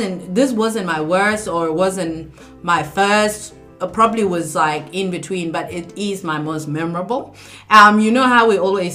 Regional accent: Kakuma, Turkana County, Kenya; now in Australia; I've been in Australia for 14 years and I was born and raised in Kakuma.

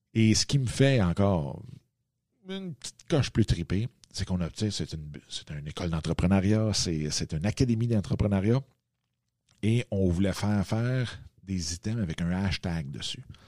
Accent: Waterloo, Quebec, Canada; je suis revenu dans ma ville natale qui est ici à Waterloo

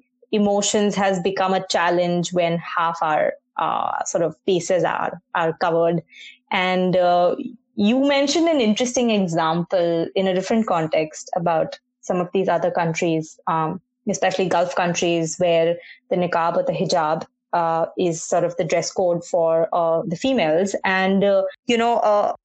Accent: Mumbai, Maharashtra, India; now in Toronto, Canada; I grew up in Bombay, so very pedestrian-friendly

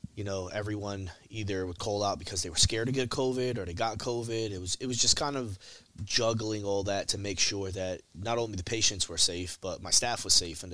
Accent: Philadelphia, Pennsylvania, United States; not too far from where I grew up in the Olney Feltonville area.

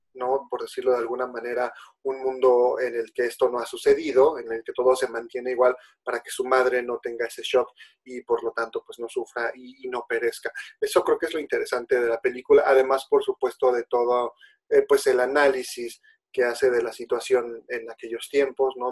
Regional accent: Mexico; nosotros como mexicanos

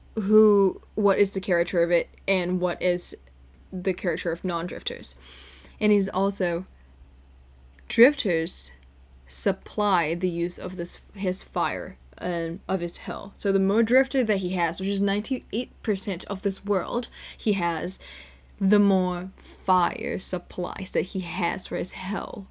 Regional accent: Jakarta, Indonesia; moved away as an adult; now in California, United States; I grew up in Jakarta, Indonesia

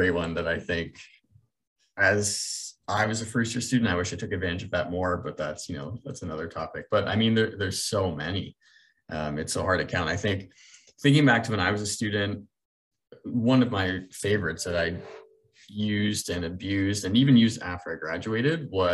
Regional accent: Brantford, Ontario, Canada; I'm from Brantford

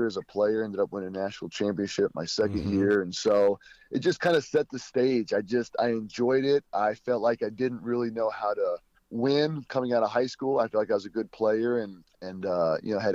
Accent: Kentucky, United States; moved away as an adult; I'm originally from Kentucky

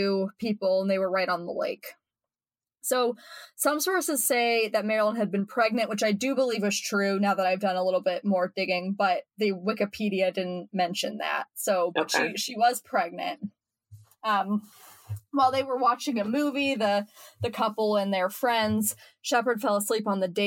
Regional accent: Akron, Ohio, United States; this is like a little bit of a hometown because I'm from Akron

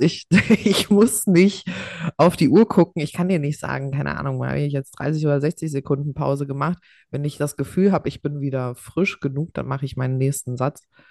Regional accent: Hesse, Germany; Ich war einfach der äh, erste Jahrgang, also zumindest bei uns in Hessen, wo es äh, hier G8 gab

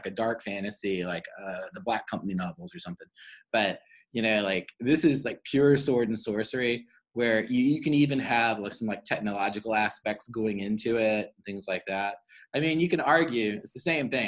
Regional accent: Cary, North Carolina, United States; growing up in Cary and living in a house

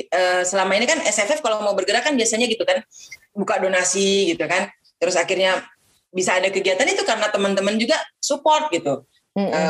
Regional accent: East Nusa Tenggara, Indonesia; kami ingin menghapus stigma bahwa kita orang Flores ini susah gitu

